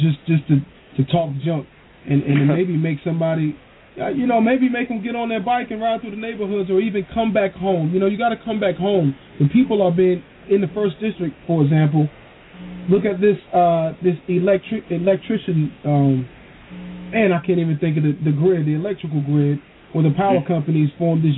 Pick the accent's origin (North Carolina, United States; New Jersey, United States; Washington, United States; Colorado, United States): North Carolina, United States; Wilson; I'm from born and raised in Wilson, North Carolina. Left some years, came back